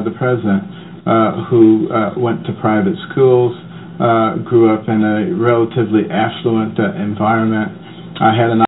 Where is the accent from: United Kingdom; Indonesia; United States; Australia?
United States; Detroit, Michigan; moved away; also born or lived in Boston; I grew up in Detroit, and I grew up in Boston.